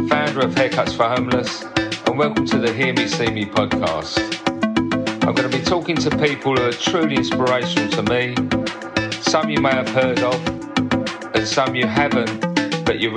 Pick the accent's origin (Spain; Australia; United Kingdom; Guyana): United Kingdom; Scotland; I, I love be, love being a Scot.